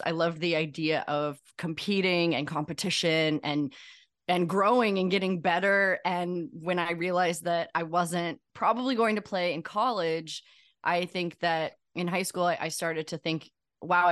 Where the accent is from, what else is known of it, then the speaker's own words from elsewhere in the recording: St. Louis, Missouri, United States; Growing up in St. Louis